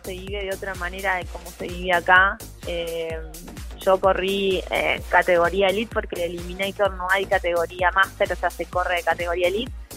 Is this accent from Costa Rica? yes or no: no; Pilar, Buenos Aires Province, Argentina; Yo soy de Pilar, sí, Pilar, Buenos Aires, a 35 kilómetros de Capital Federal